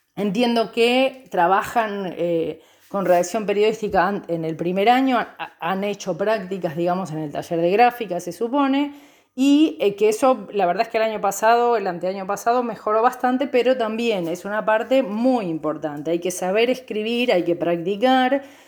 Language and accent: Spanish; Banfield, Buenos Aires Province, Argentina; also born or lived in Chubut; now in Santa Rosa, Argentina; soy oriunda de Banfield, provincia de Buenos Aires